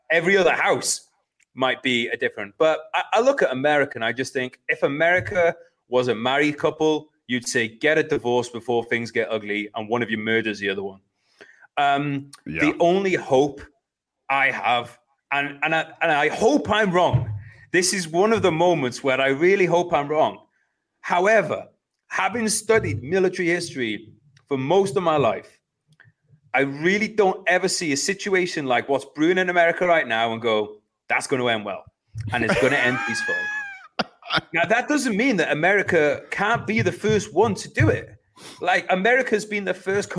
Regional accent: United Kingdom; I always class myself as British.

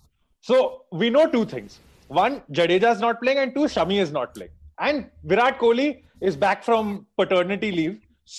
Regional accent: India; As an Indian, you just get the feels.

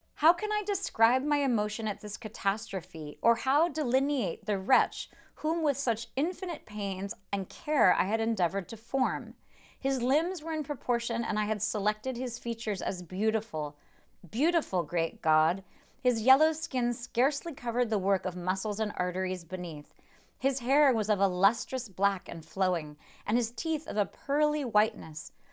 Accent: United States; as an American reader

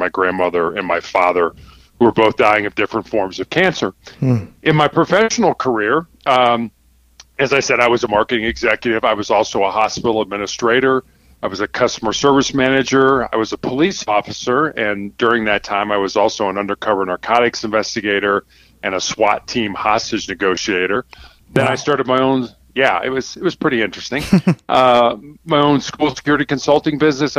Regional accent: Chicago, Illinois, United States; I was born and raised in Chicago, Illinois

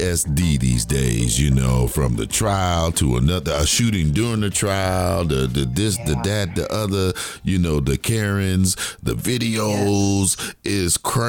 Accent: the North or Midwest, United States; moved away; I'm from the North or Midwest

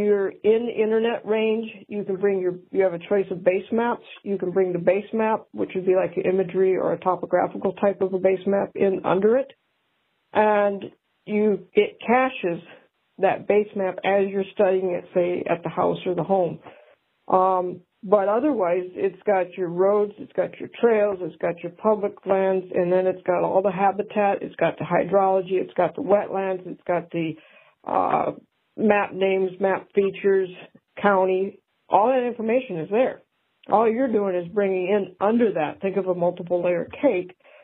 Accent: New Buffalo, Michigan, United States; I grew up in New Buffalo, Michigan

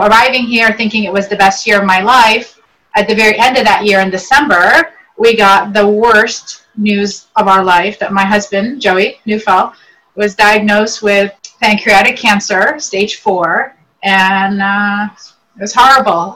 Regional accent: Northern Virginia, United States; English is a second language; also born or lived in Beirut, Lebanon; Came here when I was age eight into northern into the Northern Virginia area, and I've been here ever since. And learned English

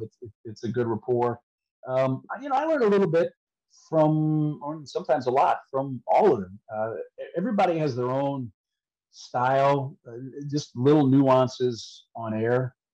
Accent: St. Louis, Missouri, United States; I grew up in St. Louis when Dan Kelly was there

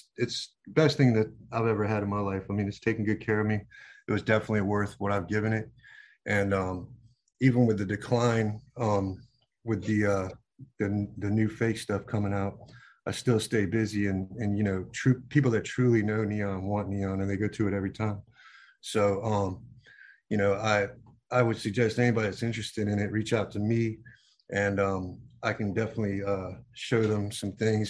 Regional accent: Virginia Beach, Virginia, United States; I grew up in Virginia Beach

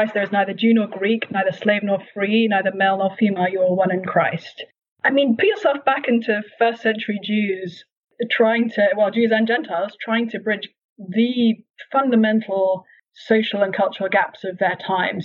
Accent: United Kingdom; moved away as an adult; now in Cambridge, Massachusetts, United States; I grew up in that tradition in the UK, and then in the US, we attend a Baptist church.

